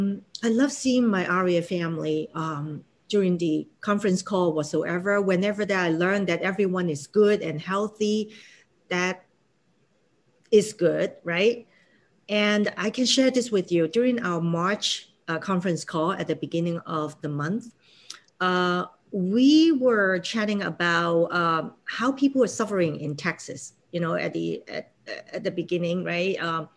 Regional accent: Hong Kong; English is a second language; now in United States; when I first came to America, I'm from Hong Kong, right? So a certain level of English capability that we all build in.

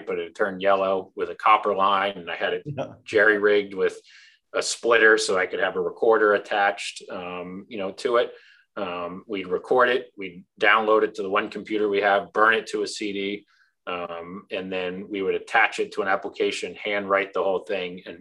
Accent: Orlando, Florida, United States; I grew up in Orlando

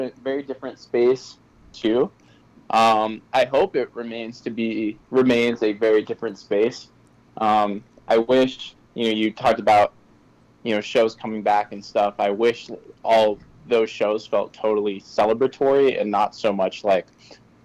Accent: Darien, Connecticut, United States; I'm calling from Darien, which is okay. My hometown

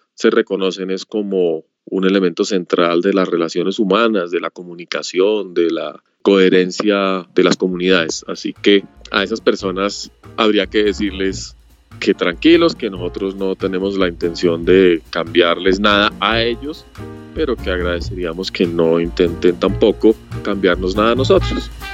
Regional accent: Colombia; estoy aquí en mi tierra

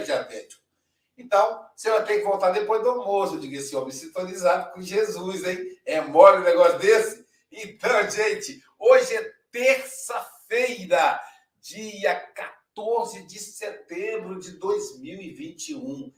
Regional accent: Minas Gerais, Brazil; eu sou mineiro

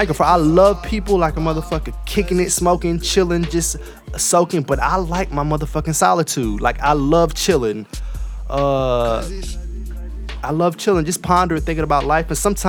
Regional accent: Mississippi, United States; born there; because I was born in Mississippi. Niggas really don't know. My folks are Trinidadian, but the military brought my dad to Mississippi.

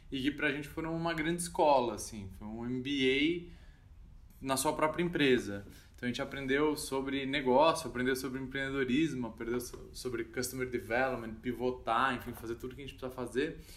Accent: São Paulo, Brazil; a gente é aqui de São Paulo. A gente fazia um encontro em São Paulo, na Avenida Paulista, 8 da noite

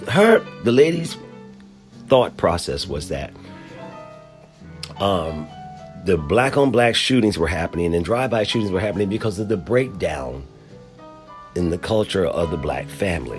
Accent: Philadelphia, Pennsylvania, United States; moved away; I am originally from Philadelphia.

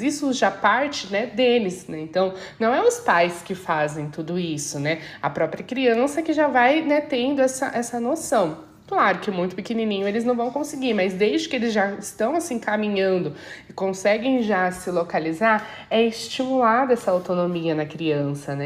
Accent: Brazil; moved away; Nós, ali como brasileiros

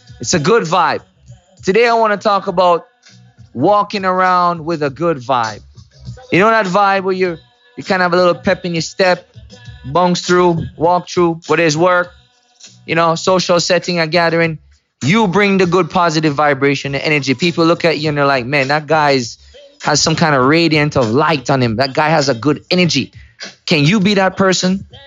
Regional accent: Kingston, Jamaica; when I was growing up in Mona Heights, Kingston, Jamaica, Kingston 6

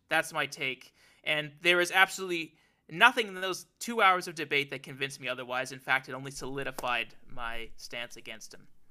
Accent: Alberta, Canada; I was growing up there

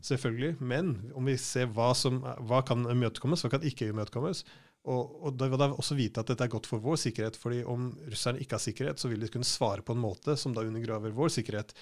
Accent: Norway

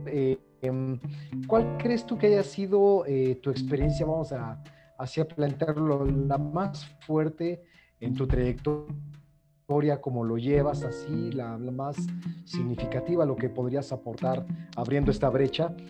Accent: Mexico; aquí en México, en mi país

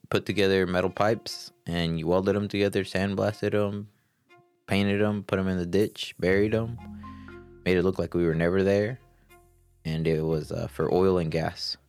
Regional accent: Georgia, United States; also born or lived in Colorado; 26 year old male, born and raised in Georgia

